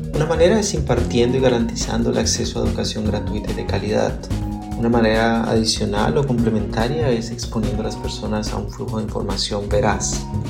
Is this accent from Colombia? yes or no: yes; Colombia; moved away as an adult; also born or lived in Zurich, Switzerland; soy colombiano